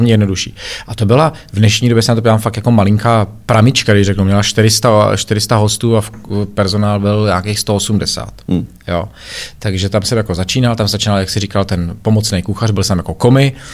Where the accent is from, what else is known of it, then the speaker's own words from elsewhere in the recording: Czechia; moved away as an adult; also born or lived in Germany; Já jsem se dlouho plavil jako jediný Čech